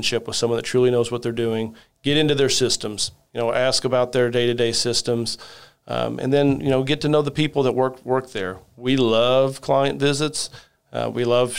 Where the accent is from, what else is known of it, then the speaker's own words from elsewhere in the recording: Southern Indiana, United States; I'm from a very small, you know, town in the country, mm-hmm. Southern Indiana